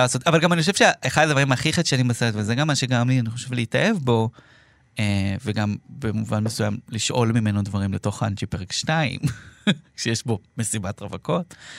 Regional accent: Israel; כצופה ישראלי

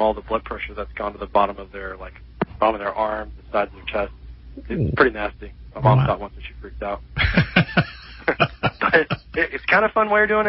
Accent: North Carolina, United States; now in South Carolina, United States; I grew up in North Carolina.

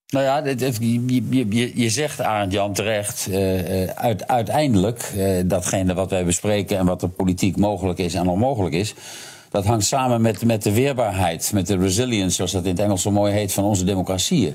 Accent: Netherlands

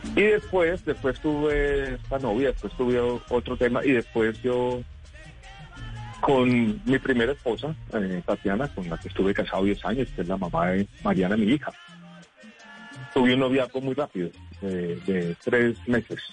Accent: Medellín, Antioquia, Colombia; yo crecí en Medellín en un momento muy difícil

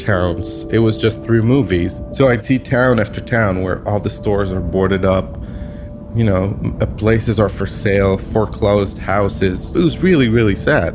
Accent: Lebanon; I'm a photographer from Lebanon, the country in the Middle East

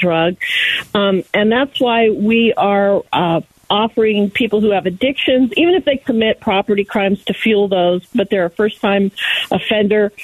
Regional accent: Maricopa County, Arizona, United States; here in Maricopa County. This is my hometown

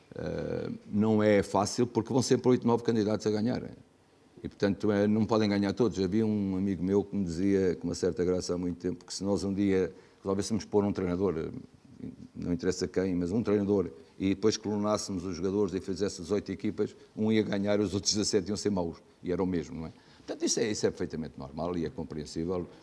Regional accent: Portugal; somos portugueses

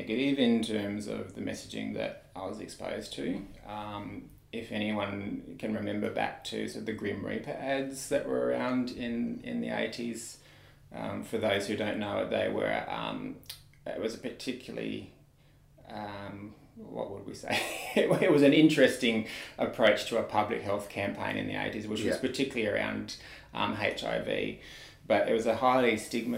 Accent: rural Tasmania, Australia; moved away as an adult; also born or lived in Thailand; now in Newcastle, Australia; originally from rural Tasmania, actually. So I grew up in Tassie, Tassie boy by origin

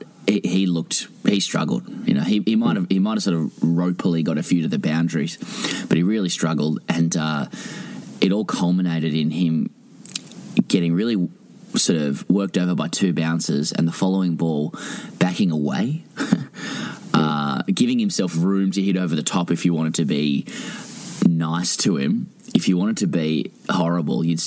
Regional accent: Australia; as an Australian

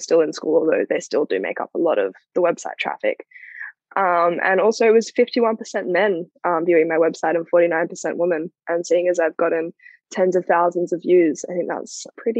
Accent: Australia; It's an issue that clearly affects almost everyone who's growing up in Australia right now.

